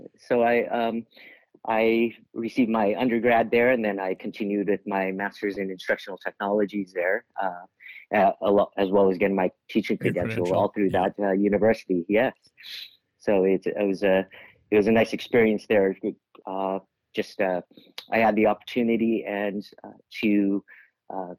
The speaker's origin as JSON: {"language": "English", "town": "Daly City", "region": "California", "country": "United States", "tie": "born or raised there", "also_born_or_lived": "San Francisco", "moved": "yes", "lives_now": "Roseville, United States", "said": "I grew up in the Bay Area. I was born in San Francisco and raised in that area in Daly City, right on the outskirts."}